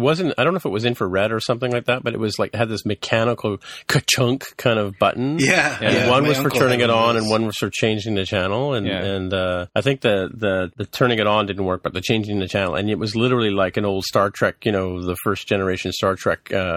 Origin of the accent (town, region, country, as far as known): England, United Kingdom